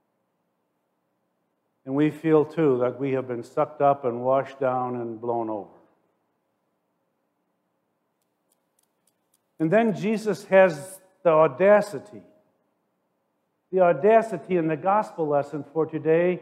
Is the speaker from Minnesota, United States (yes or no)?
no; Forest Park, Illinois, United States; I grew up in Forest Park, Illinois, suburban Chicago